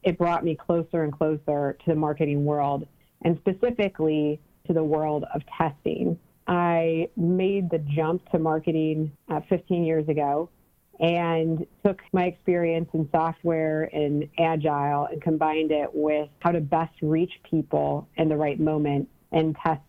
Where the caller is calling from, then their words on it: Cleveland, Ohio, United States; I'm calling from Cleveland, Ohio.